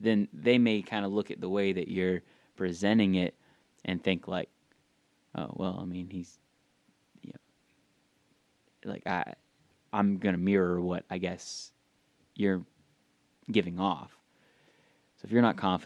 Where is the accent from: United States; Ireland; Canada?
United States; the South; growing up in the South, especially a very religious household